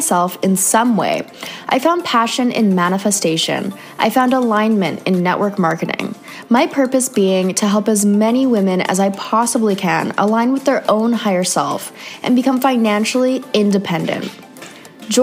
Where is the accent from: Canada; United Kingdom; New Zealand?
Canada; moved away; another Canadian girl